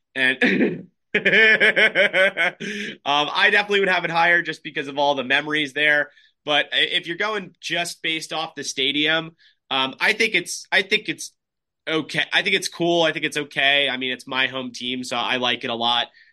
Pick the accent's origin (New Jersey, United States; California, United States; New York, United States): New Jersey, United States; we grew up in New Jersey